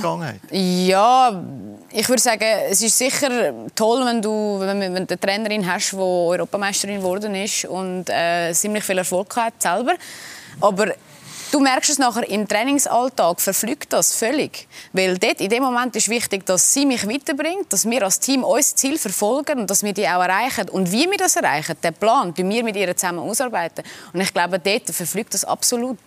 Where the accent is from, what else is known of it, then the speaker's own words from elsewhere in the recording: Switzerland; wir Schweizer